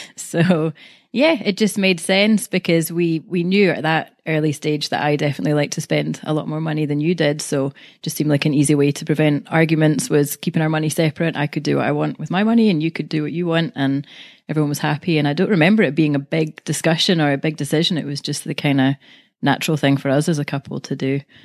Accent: Glasgow, Scotland, United Kingdom; I'm from Glasgow, Scotland.

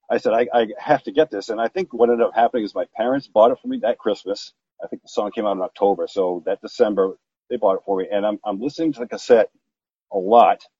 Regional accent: New Jersey, United States; I was a kid growing up in Jersey, uh

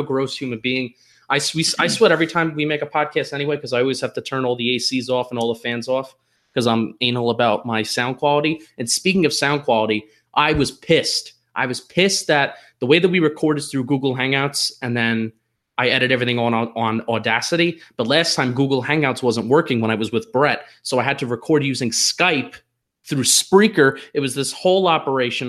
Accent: New Jersey, United States; now in Philadelphia, United States; I am a transplanted Giant and Yankee fan living in Philadelphia. I am from New Jersey

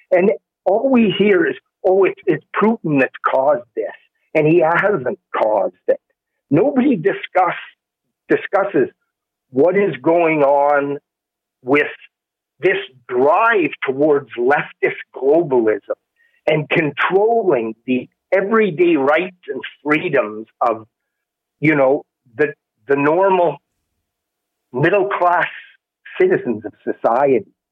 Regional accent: Canada; as a Canadian

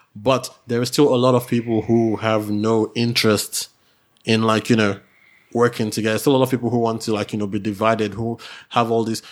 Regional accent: Nigeria; moved away; I'm Nigerian

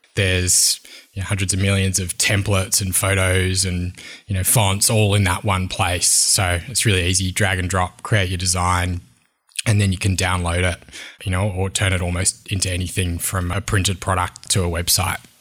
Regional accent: Wollongong, New South Wales, Australia; born or raised there; also born or lived in Sydney, Australia

